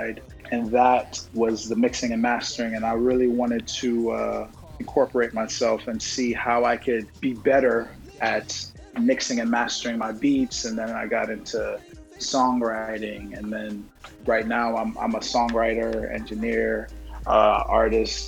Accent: New York City, New York, United States; also born or lived in Brooklyn / Nigeria / Texas; I'm from Brooklyn, born and raised in Jamaica, Queens

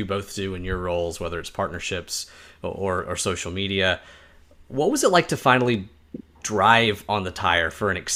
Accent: the South, United States; as a Southerner

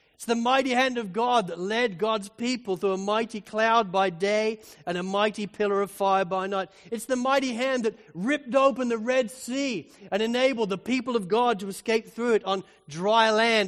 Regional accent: Spalding, East Midlands, United Kingdom; moved away; I grew up pretty much in the Shire of the Hobbit

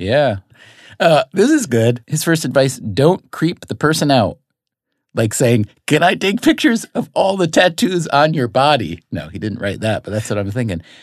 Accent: upstate New York, United States; moved away as an adult; also born or lived in North Carolina; I grew up in upstate New York, so about one hundred fifty miles and many light years in terms of psyche removed from New York City

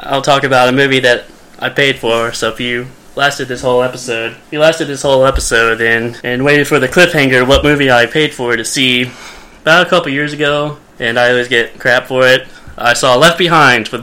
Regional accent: Arkansas, United States; because I'm from Arkansas

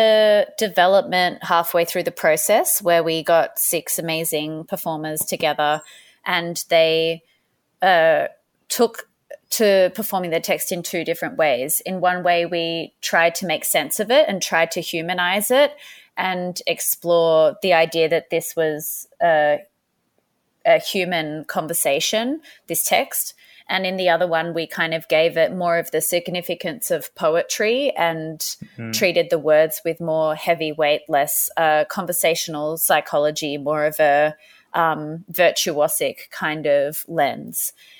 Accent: Sydney, New South Wales, Australia; But originally I am from Sydney, the Gadigal clan of the Eora Nation is the land from where I'm from.

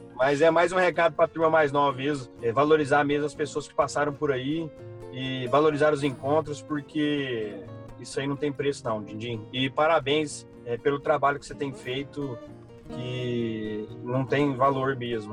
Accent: Rio Verde, Goiás, Brazil; moved away as an adult; also born or lived in Mato Grosso / Piracicaba; sou daqui de Rio Verde, das Abóbora, Goiás

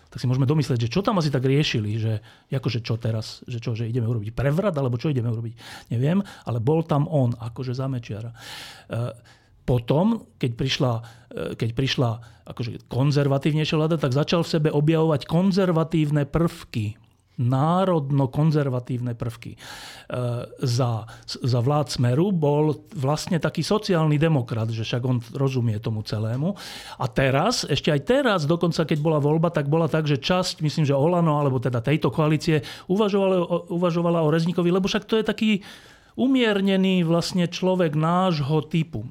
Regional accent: Bratislava, Bratislava Region, Slovakia; Ja som vyrastal túto v Petržalke

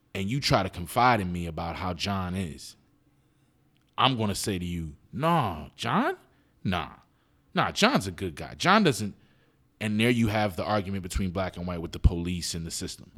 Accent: Philadelphia, Pennsylvania, United States; I grew up in West Philly

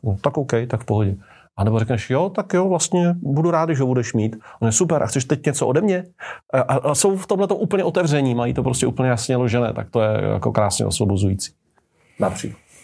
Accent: Czechia; my Češi

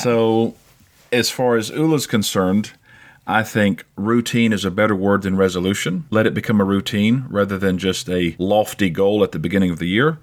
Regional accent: South Carolina, United States; moved away; also born or lived in Cyprus; we've moved to my home state about three years ago

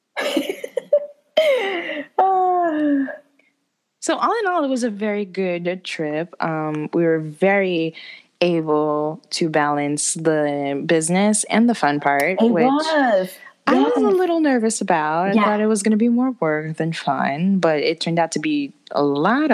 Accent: New York City, New York, United States; we are still from the Bronx

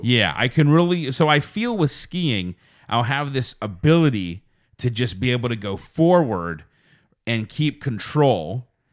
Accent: Uniontown, Pennsylvania, United States; we grew up in Uniontown, which is very close to Seven Springs

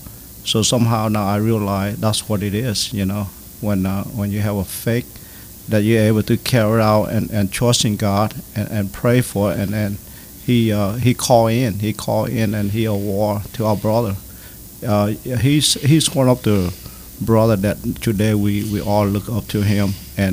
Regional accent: United States; And when when I grew up here in America, I was screwed, man.

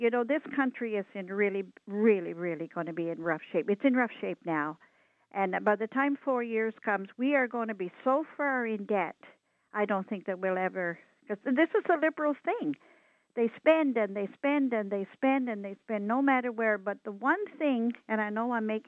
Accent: Nova Scotia, Canada; moved away; I come from Nova Scotia

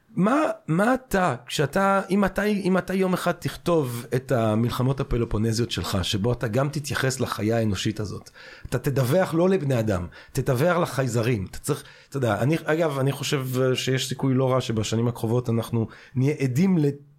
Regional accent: Belgium; now in Israel; אני כשגדלתי בבלגיה

